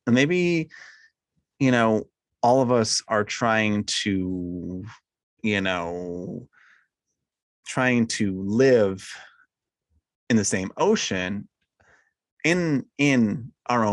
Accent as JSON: {"language": "English", "region": "New York", "country": "United States", "tie": "born or raised there", "moved": "yes", "said": "where I grew up in New York."}